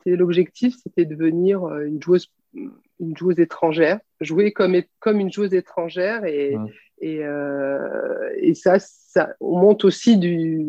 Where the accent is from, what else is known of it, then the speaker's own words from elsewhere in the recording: France; on est française ou européenne